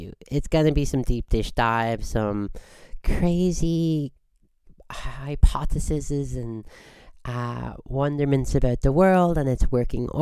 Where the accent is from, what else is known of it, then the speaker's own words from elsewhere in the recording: Squamish, British Columbia, Canada; I hail from Squamish